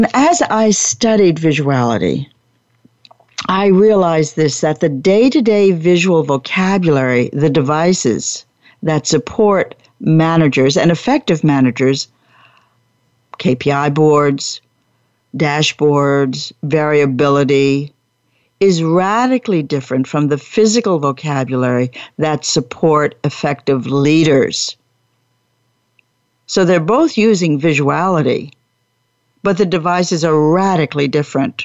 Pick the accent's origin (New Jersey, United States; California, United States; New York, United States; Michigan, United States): New Jersey, United States; Long Branch; I was brought up in New Jersey. But I didn't know how to get there from Long Branch, New Jersey